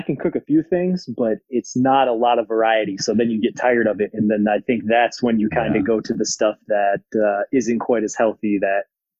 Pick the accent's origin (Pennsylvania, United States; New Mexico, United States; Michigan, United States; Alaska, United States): Michigan, United States; Cadillac; moved away as an adult; also born or lived in Germany; Back in Cadillac. I'm getting old now, man. I'm 29. So it's been a while, but, I grew up in a very basketball family.